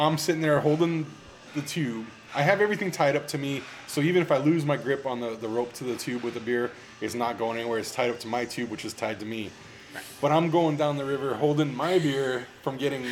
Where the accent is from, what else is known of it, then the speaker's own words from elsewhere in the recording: San Antonio, Texas, United States; I'm from San Antonio, Texas.